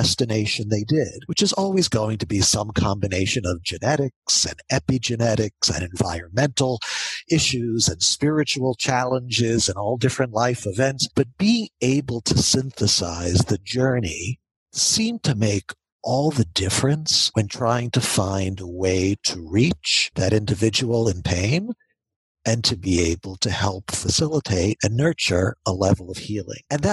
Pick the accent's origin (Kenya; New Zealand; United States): United States; Baltimore, Maryland; now in Atlanta, United States; I grew up in Baltimore